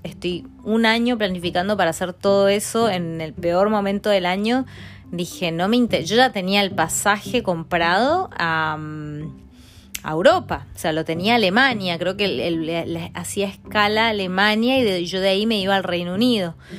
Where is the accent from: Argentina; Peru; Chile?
Argentina; moved away as an adult; also born or lived in Mendoza / Milan, Italy; now in England, United Kingdom; cuando me fui de Argentina